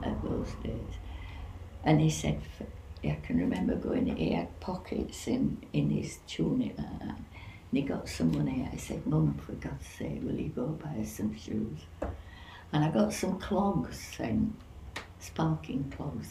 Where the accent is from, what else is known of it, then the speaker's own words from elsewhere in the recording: Bradford, Yorkshire and the Humber, United Kingdom; also born or lived in Linton Camp; they'd built a, a housing estate in Bradford, and we were the first tenants in in the place